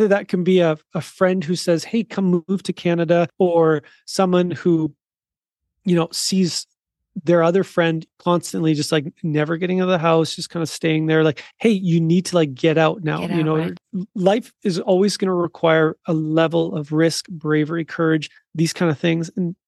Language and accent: English; South Africa; moved away; in my past, I was living in South Africa and I would, you know, identify myself as a South African, but that's changed now. Like I actually left that country, like on purpose